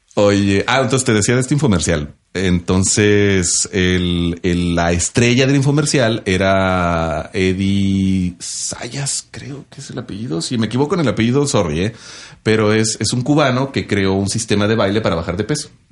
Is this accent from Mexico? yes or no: yes; northern Mexico, Mexico; accent: norteño (northern); now in Ciudad Juárez, Mexico; Tengo el acento del norte